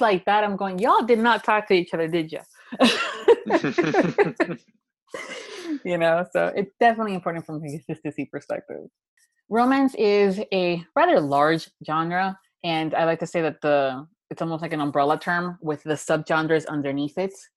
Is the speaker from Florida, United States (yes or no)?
yes; Miami, Florida, United States; being a girl that was born and raised in Miami, Florida